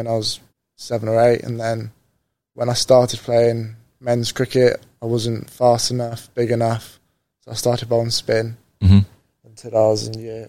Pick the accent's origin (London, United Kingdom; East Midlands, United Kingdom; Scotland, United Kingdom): East Midlands, United Kingdom; Lincolnshire; I grew up in Lincolnshire. So I played for the Lincs age group stuff until I was 14.